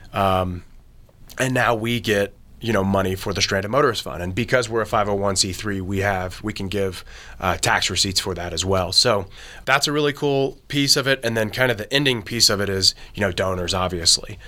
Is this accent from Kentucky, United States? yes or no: yes; Kentucky, United States; I'm from Kentucky, but I did my internship at Marshall University.